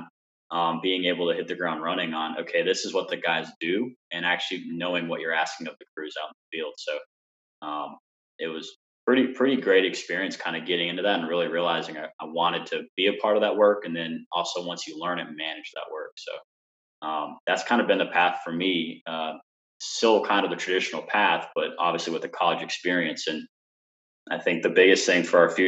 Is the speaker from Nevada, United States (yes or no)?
no; Alabama, United States; moved away as an adult; now in Atlanta, United States; my hometown in Alabama